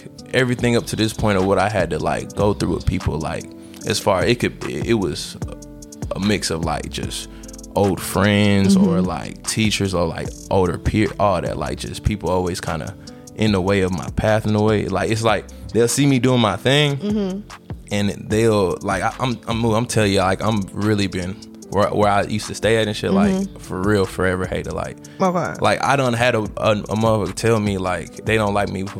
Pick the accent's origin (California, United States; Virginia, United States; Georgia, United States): Georgia, United States; Cartersville; also born or lived in Florida; because I'm also originally from Florida, but like since I've been in Georgia, like where I grew up at, out in that area, because I'm more stay a little further from Kennesaw, like Cartersville area.